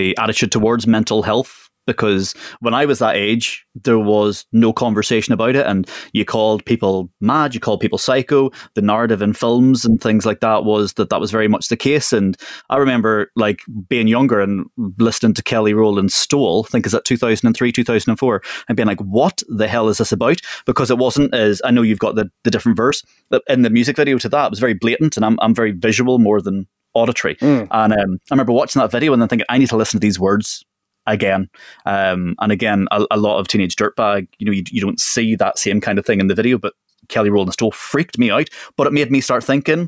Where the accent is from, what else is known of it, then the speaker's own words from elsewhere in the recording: Northern Ireland, United Kingdom; I grew up in Northern Ireland in the middle of a civil war.